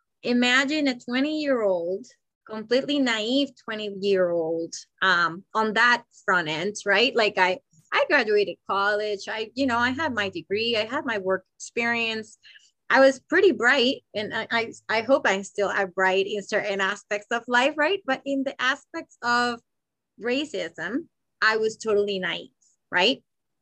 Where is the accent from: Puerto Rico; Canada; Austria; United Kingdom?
Puerto Rico; moved away as an adult; also born or lived in Massachusetts; and I grew up in Puerto Rico, which I didn't know what racism was until I was age 20 that I moved to Massachusetts.